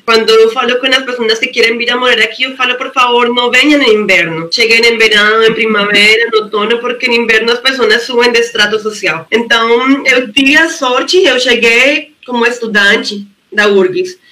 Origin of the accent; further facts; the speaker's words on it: Colombia; accent: Spanish; Portuguese is a second language; moved away as an adult; now in Porto Alegre, Brazil; sou da Colômbia